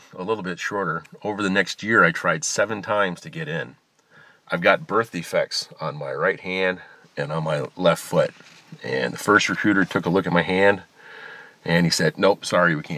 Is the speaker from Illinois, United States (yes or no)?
yes; outside of Chicago, Illinois, United States; I grew up outside in Illinois, outside of Chicago.